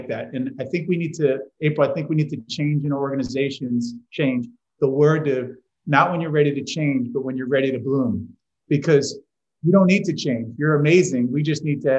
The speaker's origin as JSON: {"language": "English", "region": "New York", "country": "United States", "said": "I'm from New York"}